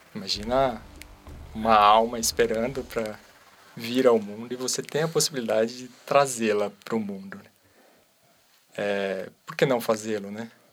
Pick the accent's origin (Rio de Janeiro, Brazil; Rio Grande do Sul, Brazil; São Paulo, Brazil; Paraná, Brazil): São Paulo, Brazil; Socorro; now in Campinas, Brazil; lá de, de Socorro, onde eu cresci